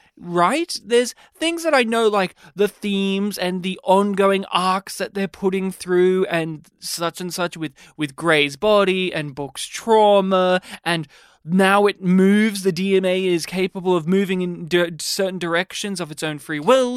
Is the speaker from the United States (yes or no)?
no; Australia; I'm Australian